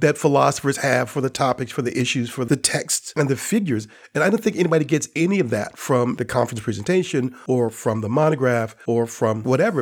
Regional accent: Gary, Indiana, United States; the eighteenth Street Brewery in Gary, Indiana, my hometown

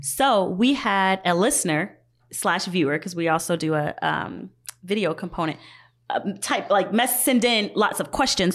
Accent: Georgia, United States; moved away; I'm from Georgia

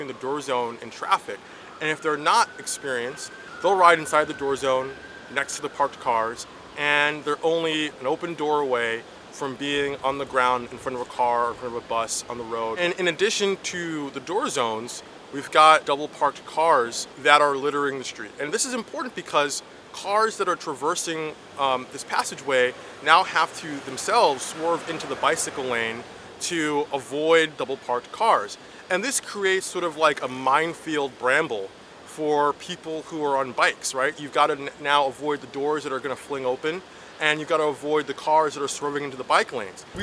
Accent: New York, United States; I'm from Brooklyn, New York

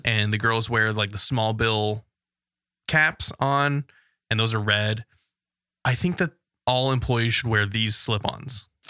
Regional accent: West Coast, United States; we're from the West Coast

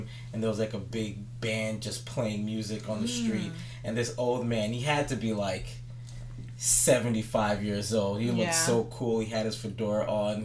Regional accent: East Coast, United States; I'm from the East Coast

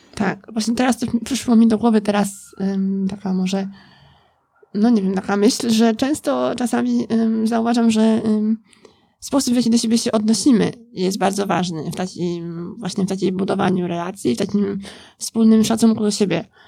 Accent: Poland; moved away as an adult; also born or lived in Scotland; wyjechałam e, z Polski na studia do Szkocji

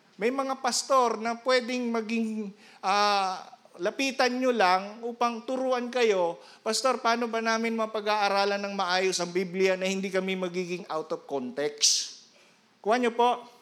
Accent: Iriga, Bicol Region, Philippines; moved away; doon sa amin sa Iriga

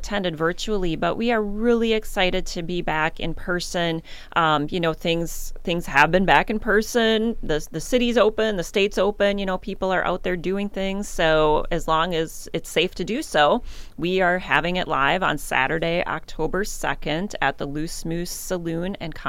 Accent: Waseca, Minnesota, United States; now in Mankato, United States; I grew up in Waseca, not very far away. And I also had never heard of Betsy Tacy until I moved to Mankato.

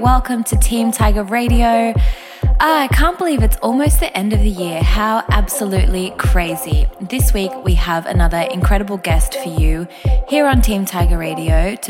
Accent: Australia; accent: Australian; my Australian accent

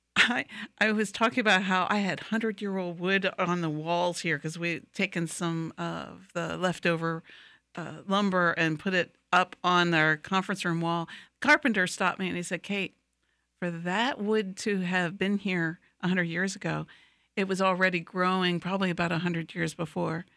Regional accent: Wilmington, Delaware, United States; now in Lakeland, United States; I grew up in Wilmington, Delaware

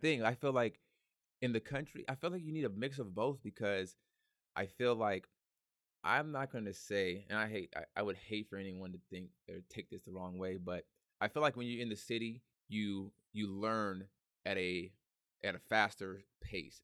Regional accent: Hercules, California, United States; also born or lived in San Francisco; I was born in San Francisco, raised in Hercules

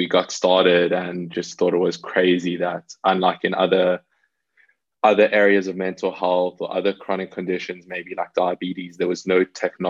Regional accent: South Africa; moved away as an adult; now in London, United Kingdom; I was actually born and raised in South Africa, and lived there until I was around 18 years old, then moved to London to come to uni.

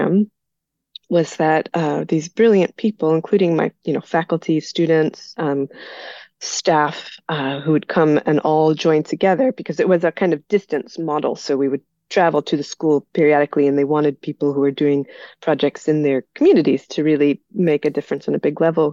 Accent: United States; moved away as an adult; also born or lived in Belgium; I'm originally from the United States

